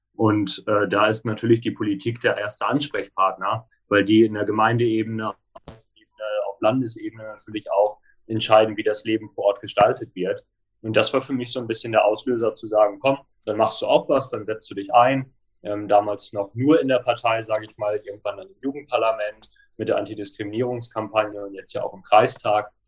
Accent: Minsen, Lower Saxony, Germany; ich komme aus Minsen. Ähm, das ist ein sehr, sehr kleines Dorf.

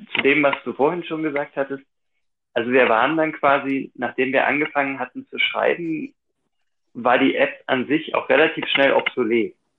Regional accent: Thuringia, Germany; ich komme aus Thüringen

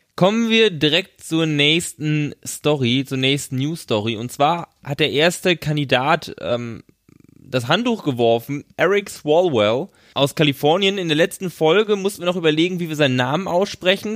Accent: Germany; wir aus Deutschland

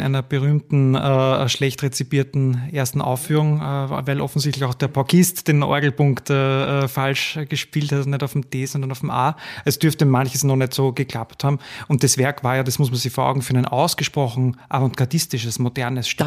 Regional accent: Gmünd, Lower Austria, Austria; also born or lived in Vienna; Ich komme aus Gmünd, aus dem Waldviertel

